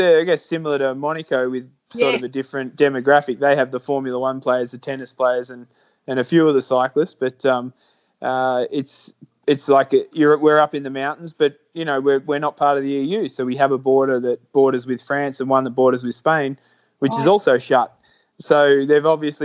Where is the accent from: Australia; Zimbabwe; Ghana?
Australia; moved away as an adult; now in Andorra; me as an Australian